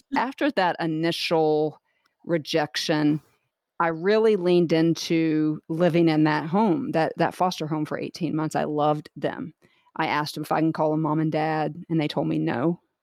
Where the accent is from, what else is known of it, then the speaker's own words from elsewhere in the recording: Jacksonville, Florida, United States; also born or lived in Clearwater / Tampa Bay area; born and raised in Jacksonville, Florida